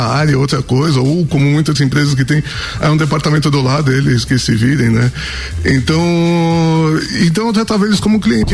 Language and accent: Portuguese; São Paulo, Brazil; moved away as an adult; now in Santa Catarina, Brazil; eu sou de São Paulo